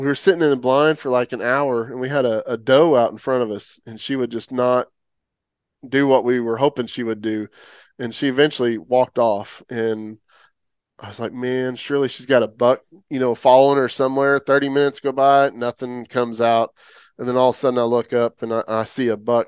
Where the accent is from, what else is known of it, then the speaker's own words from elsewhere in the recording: Oklahoma, United States; now in Texas, United States; I grew up in Oklahoma originally